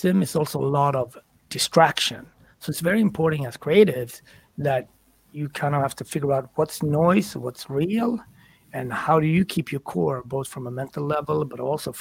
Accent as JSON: {"language": "English", "country": "Sweden", "tie": "born or raised there", "also_born_or_lived": "Ethiopia / Switzerland / France", "moved": "yes", "said": "I grew up in Sweden, but I also was an immigrant into Switzerland and France and so on."}